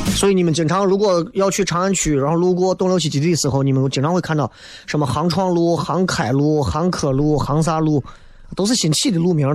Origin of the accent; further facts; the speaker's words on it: Xi'an, Shaanxi, China; 作为西安人